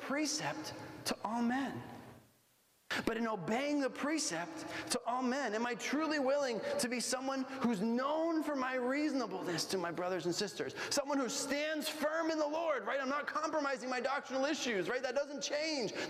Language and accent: English; Bolivia; moved away; when I grew up in Bolivia